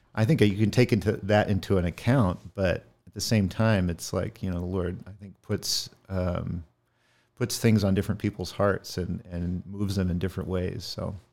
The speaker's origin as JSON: {"language": "English", "region": "Northern California", "country": "United States", "tie": "born or raised there", "also_born_or_lived": "Middle East", "moved": "as an adult", "said": "born and raised in Northern California in the foothills of the Sierra in the Gold Country"}